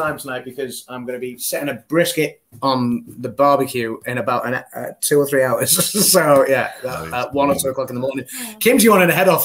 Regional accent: England, United Kingdom; we're English

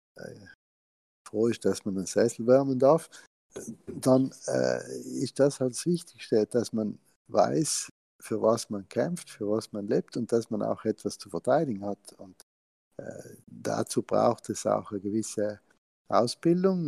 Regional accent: South Tyrol, Trentino-Alto Adige, Italy; wir Südtiroler

